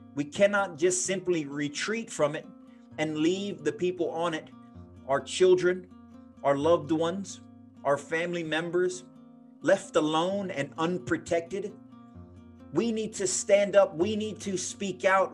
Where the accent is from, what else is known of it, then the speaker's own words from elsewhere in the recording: United States; Being an American